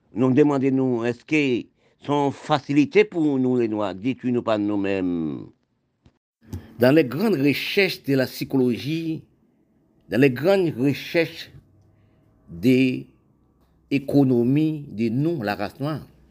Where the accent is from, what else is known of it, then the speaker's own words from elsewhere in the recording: Haiti; je suis né en Haïti